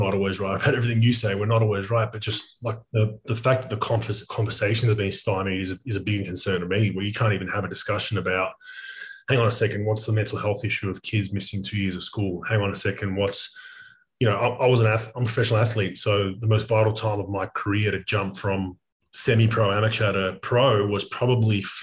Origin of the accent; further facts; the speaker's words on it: Melbourne, Victoria, Australia; moved away; I'm from Melbourne, Australia originally